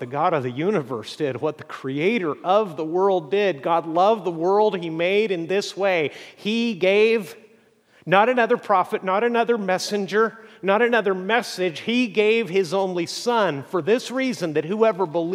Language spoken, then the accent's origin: English; Mexico; moved away; growing up in Mexico